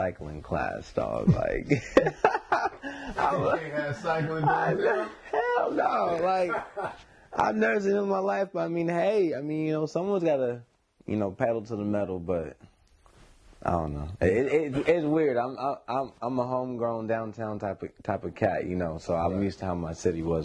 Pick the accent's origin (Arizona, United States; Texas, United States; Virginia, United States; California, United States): California, United States; Sacramento; Born and raised in Sacramento, California